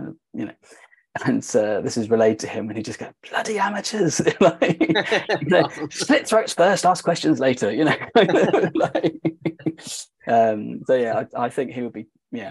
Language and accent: English; United Kingdom; us being British